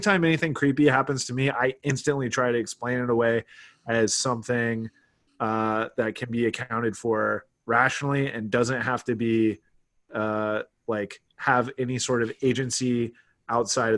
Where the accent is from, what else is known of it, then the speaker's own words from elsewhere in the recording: South Carolina, United States; I grew up in South Carolina.